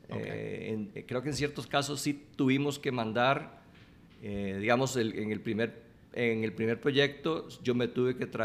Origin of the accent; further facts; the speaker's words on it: Costa Rica; moved away; Yo me fui de Costa Rica de joven y estudié tecnología y estaba trabajando